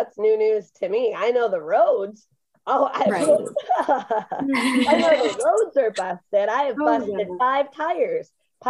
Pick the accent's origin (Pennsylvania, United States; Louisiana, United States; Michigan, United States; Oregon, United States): Michigan, United States; moved away as an adult; now in Indiana, United States; I'm from Michigan personally, right? So yeah, I'm used to a little bit of snow here and there.